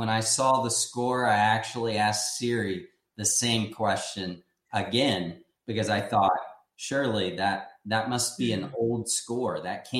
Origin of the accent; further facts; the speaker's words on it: Indiana, United States; I grew up in Indiana.